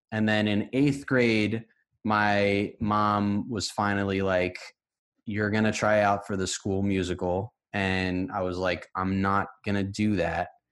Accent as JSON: {"language": "English", "town": "White Plains", "region": "New York", "country": "United States", "tie": "born or raised there", "said": "I'm from White Plains, New York, which is a suburb"}